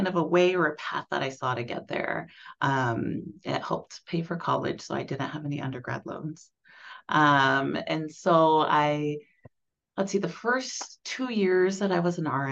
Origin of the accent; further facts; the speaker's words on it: Hutchinson, Kansas, United States; I grew up in South Central Kansas. I grew up in Hutchinson, Kansas